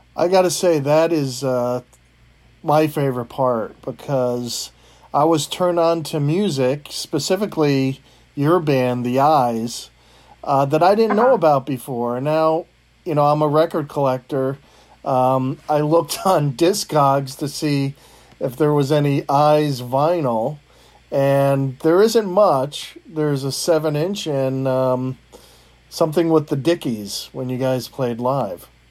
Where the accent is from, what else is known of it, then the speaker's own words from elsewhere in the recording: East Coast, United States; I grew up on the East Coast